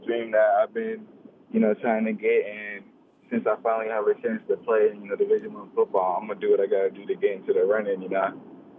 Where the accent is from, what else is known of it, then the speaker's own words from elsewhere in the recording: Washington, United States; moved away as an adult; also born or lived in California; growing up in Washington, you know, it's always cold, it's always raining.